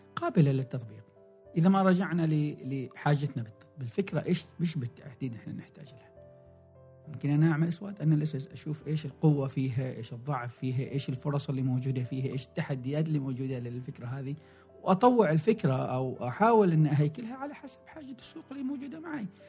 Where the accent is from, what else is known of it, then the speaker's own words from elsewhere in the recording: Oman; also born or lived in Salalah, Oman / Muscat, Oman / Sohar, Oman; عندنا في عمان